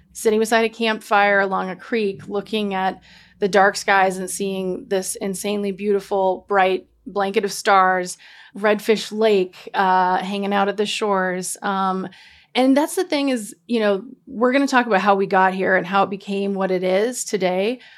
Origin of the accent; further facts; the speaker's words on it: Montana, United States; now in Boise, United States; I'm from Montana, and so I've seen beautiful mountains my whole life